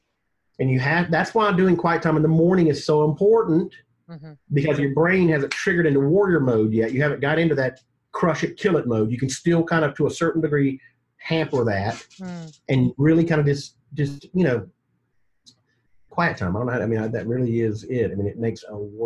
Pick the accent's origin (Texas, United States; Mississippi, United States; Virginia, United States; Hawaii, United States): Mississippi, United States; now in Atlanta, United States; I was raised in Mississippi